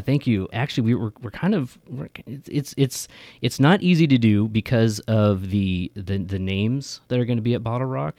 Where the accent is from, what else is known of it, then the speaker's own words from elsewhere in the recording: Merced, California, United States; moved away as an adult; now in Sacramento, United States; I grew up in Merced